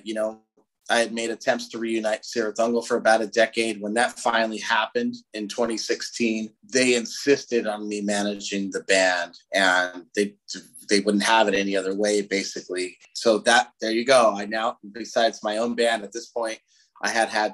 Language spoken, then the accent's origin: English; Southern California, United States; We're from Southern California